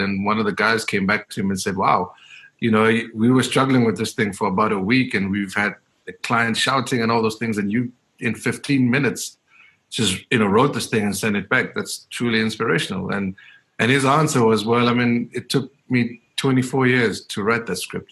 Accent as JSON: {"language": "English", "town": "Soweto", "region": "Gauteng", "country": "South Africa", "tie": "born or raised there", "said": "growing up in Diepkloof in, in the 80s and the 90s"}